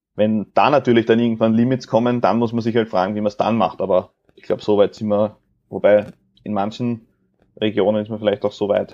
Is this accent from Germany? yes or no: no; Austria; bei uns in Österreich